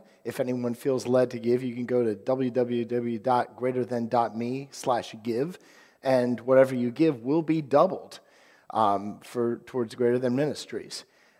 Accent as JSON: {"language": "English", "region": "Virginia", "country": "United States", "tie": "born or raised there", "said": "But so I grew up on Virginia, and for years we were never great."}